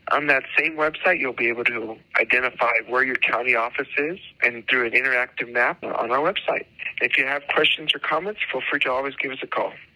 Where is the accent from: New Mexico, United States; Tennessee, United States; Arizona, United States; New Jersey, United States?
New Mexico, United States; Tucumcari; I'm originally from Tucumcari, New Mexico